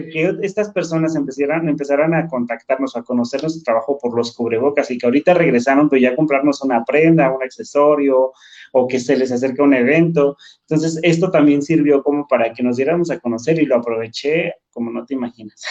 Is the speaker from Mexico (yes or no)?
yes; San Pablo, Hidalgo, Mexico; moved away as an adult; now in Mexico City, Mexico; tomé la decisión de irme a mi comunidad, a San Pablo. Cuando me voy a mi pueblo